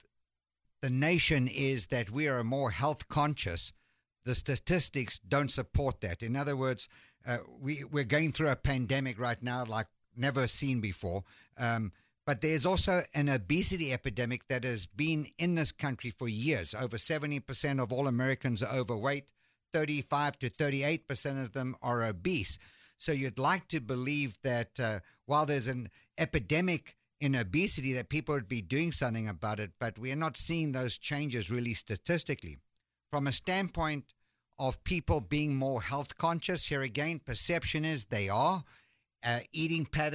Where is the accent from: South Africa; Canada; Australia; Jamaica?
South Africa; moved away as an adult; also born or lived in London, United Kingdom; now in Dallas, United States; I was born in London, and my family moved to South Africa when I was 3 years old